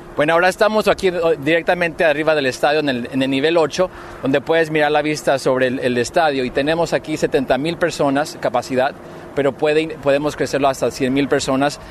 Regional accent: Michoacán, Mexico; moved away; also born or lived in Los Angeles; soy mexicano de Michoacán

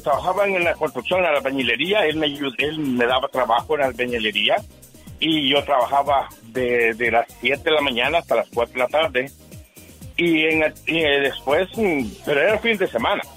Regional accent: Chalatenango, El Salvador; now in Omaha, United States; Yo nací en El Salvador, Chalatenango

